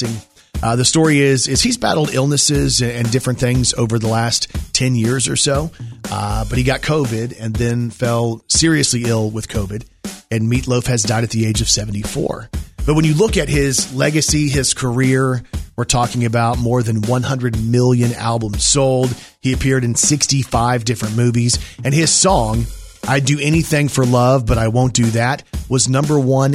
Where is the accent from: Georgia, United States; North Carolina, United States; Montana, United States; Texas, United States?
Texas, United States; I was born in Texas